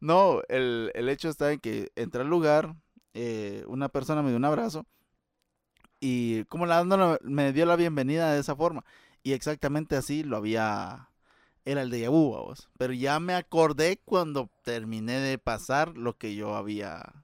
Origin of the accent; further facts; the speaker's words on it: Guatemala; como chapín